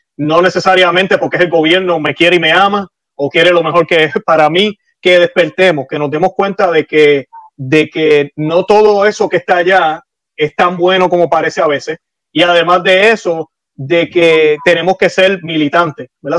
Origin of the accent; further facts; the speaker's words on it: Puerto Rico; now in Florida, United States; vivo en Florida, nací en Puerto Rico